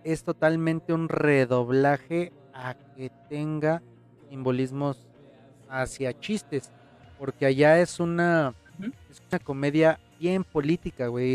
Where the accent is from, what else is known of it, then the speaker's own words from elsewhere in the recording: Mexico; como mexicano